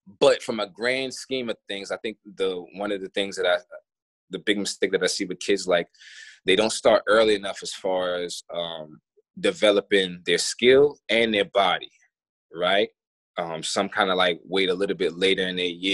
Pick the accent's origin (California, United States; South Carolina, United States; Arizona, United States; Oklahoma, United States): South Carolina, United States; moved away as an adult; also born or lived in Melbourne, Australia; I come from South Carolina